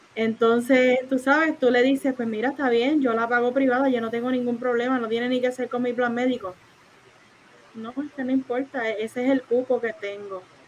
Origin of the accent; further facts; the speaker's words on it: Isabela, Puerto Rico; yo soy de Isabel